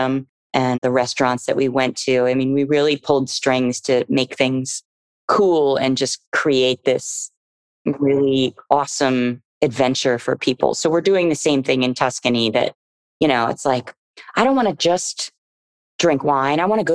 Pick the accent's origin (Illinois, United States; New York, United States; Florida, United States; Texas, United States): Florida, United States; now in Los Angeles, United States; I grew up in Florida